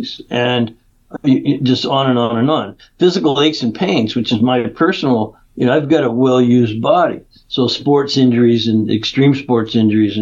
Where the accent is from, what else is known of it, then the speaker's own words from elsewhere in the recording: Canada; moved away as an adult; now in California, United States; I grew up in Canada, even though I've been in California 30 years.